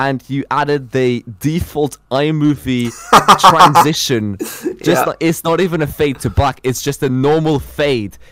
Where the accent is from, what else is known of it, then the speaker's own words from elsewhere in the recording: Norway; English is a second language; I'm in Norway. I've lived in Norway my entire life.